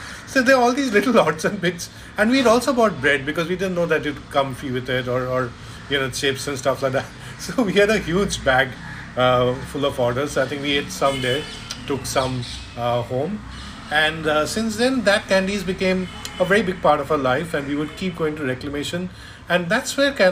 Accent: Kolkata, West Bengal, India; moved away as an adult; now in Mumbai, India; when I was growing up in Calcutta, so it's more when I came here 20 years back

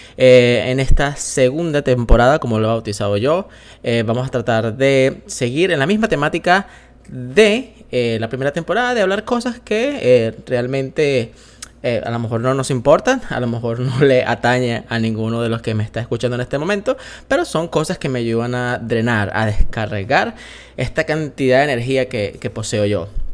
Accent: Venezuela; moved away as an adult; yo soy venezolano eh, y eh, ya no estoy en Venezuela

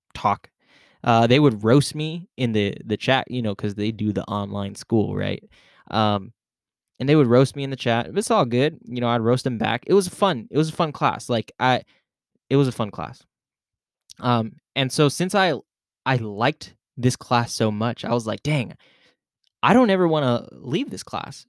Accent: Philippines; I'm Filipino

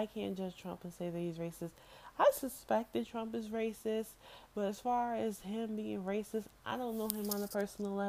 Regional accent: New York City, New York, United States; I'm from the Bronx

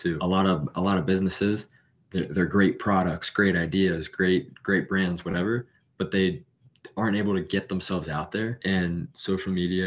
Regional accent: Florida, United States; I'm from Florida

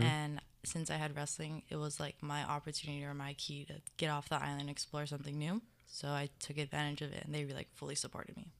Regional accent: Mililani, Hawaii, United States; moved away as an adult; I'm from Mililani, Oahu

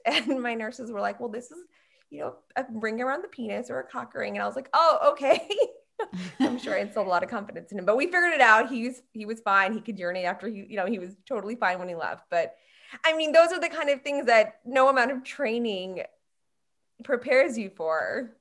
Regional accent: Long Island, New York, United States; moved away as an adult; now in Atlanta, United States; I was raised in New York on Long Island.

